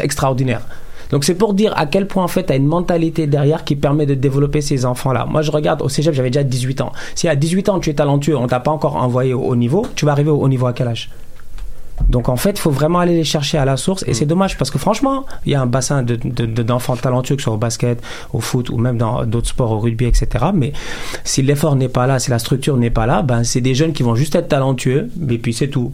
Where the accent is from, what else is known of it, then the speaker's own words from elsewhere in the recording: Dakar, Senegal; now in Quebec, Canada; j'ai grandi à Dakar, au Sénégal.